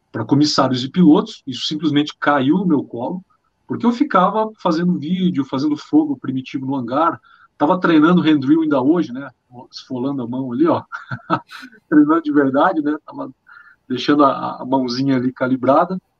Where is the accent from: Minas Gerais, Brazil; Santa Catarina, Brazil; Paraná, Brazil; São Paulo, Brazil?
Paraná, Brazil; Pato Branco; also born or lived in Amazon; Eu sou de Pato Branco, vivi muito tempo na Amazônia, servi o Exército Brasileiro, sou piloto de avião